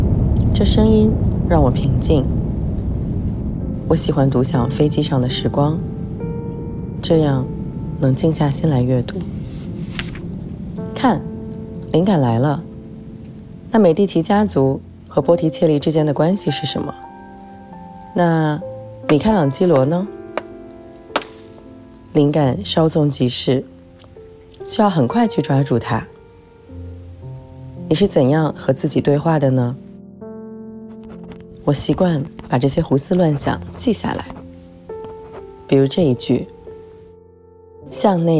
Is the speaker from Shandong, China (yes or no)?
no; Beijing, China; moved away as an adult; also born or lived in London / Hong Kong; 这儿呢是北京，我的出生地。